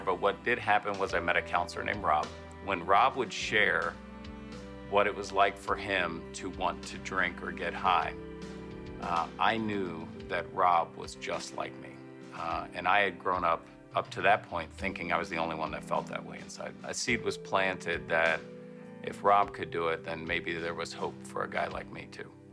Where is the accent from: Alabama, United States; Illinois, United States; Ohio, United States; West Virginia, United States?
West Virginia, United States; Parkersburg; I grew up in Parkersburg, West Virginia